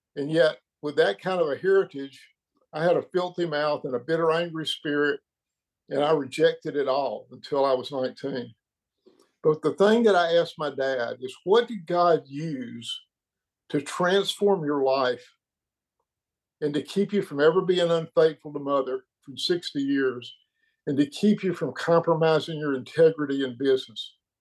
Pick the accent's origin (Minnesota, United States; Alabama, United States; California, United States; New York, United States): Alabama, United States; Birmingham; now in Tennessee, United States; I'm actually in Tennessee, but I'm from Birmingham.